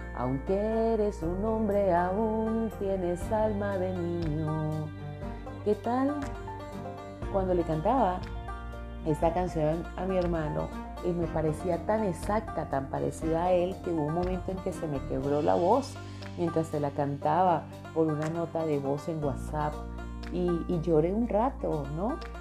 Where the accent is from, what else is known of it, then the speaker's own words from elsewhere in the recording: Venezuela; now in Colombia; yo nací en Colombia, pero desde los seis añitos nos mudamos a Venezuela